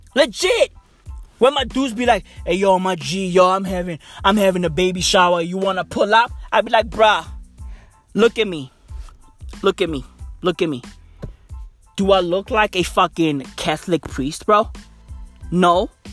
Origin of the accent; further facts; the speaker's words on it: East Rand, Gauteng, South Africa; I'm from the East Rand